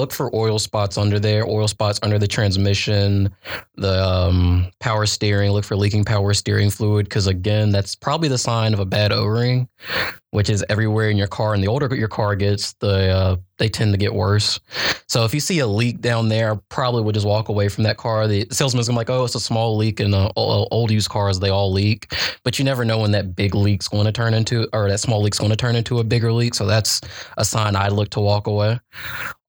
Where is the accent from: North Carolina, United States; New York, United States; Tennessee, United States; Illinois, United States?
North Carolina, United States; Gastonia; I come from Gastonia. It's not like an upper metropolitan place